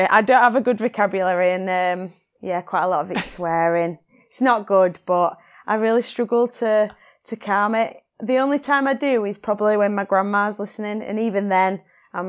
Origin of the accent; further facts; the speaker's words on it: Yorkshire and the Humber, United Kingdom; accent: Yorkshire; I have quite a strong accent, and a Yorkshire accent